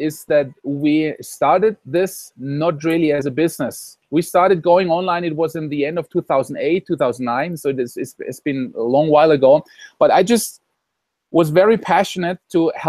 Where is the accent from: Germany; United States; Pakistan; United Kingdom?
Germany; moved away as an adult; now in Costa Rica; I come from Germany, from Europe